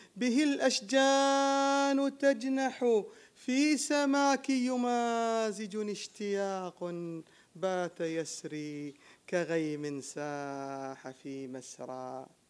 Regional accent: United Arab Emirates; أنا شاعر من الإمارات

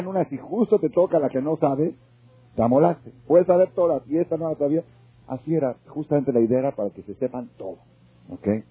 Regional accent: Mexico; yo nací en México

